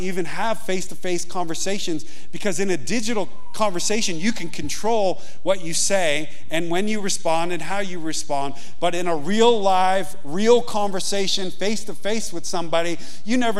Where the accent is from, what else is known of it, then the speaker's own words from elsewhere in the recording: Yonkers, New York, United States; moved away as an adult; now in Montana, United States; I grew up in Yonkers, New York. I grew up on the pavement